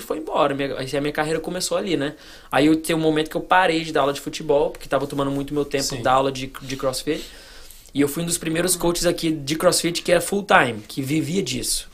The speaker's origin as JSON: {"language": "Portuguese", "town": "Goiânia", "region": "Goiás", "country": "Brazil", "tie": "born or raised there", "moved": "as an adult", "lives_now": "Miami, United States", "said": "eu fui criado no Brasil, em Goiânia, dos 3 aos 18."}